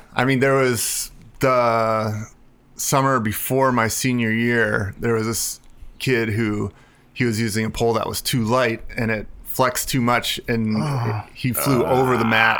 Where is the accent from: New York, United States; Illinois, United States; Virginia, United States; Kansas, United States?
Illinois, United States; outside of Chicago; moved away as an adult; now in California, United States; I grew up outside of Chicago and was there till I was 18, and then came out to California for school.